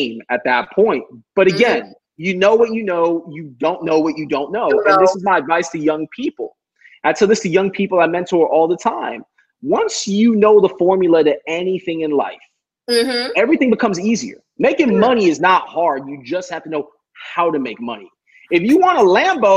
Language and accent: English; Miami, Florida, United States; I'm from Miami.